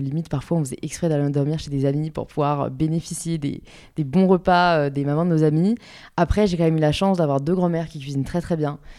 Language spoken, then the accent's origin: French; Paris, Île-de-France, France; j'ai grandi à Paris, euh, born and raised, euh, dans le 15e arrondissement